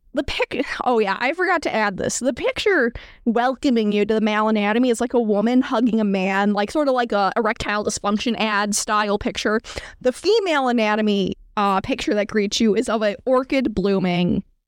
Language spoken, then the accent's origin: English; New York, United States; I'm from New York State